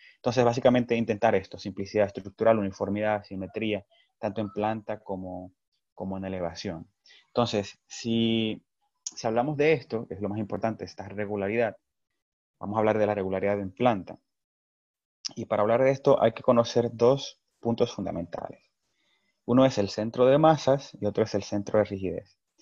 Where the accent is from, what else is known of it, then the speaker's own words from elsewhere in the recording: Dominican Republic; como dominicanos